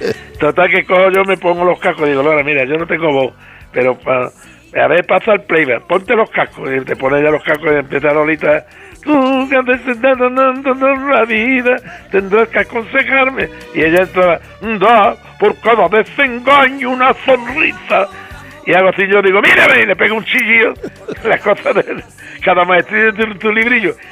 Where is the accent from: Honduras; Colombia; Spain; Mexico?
Spain; Jerez de la Frontera, Andalusia; also born or lived in Madrid; la calle donde yo nací